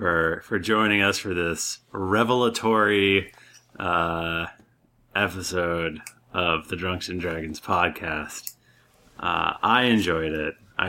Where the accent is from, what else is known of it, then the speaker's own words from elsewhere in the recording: New Jersey, United States; I'm from New Jersey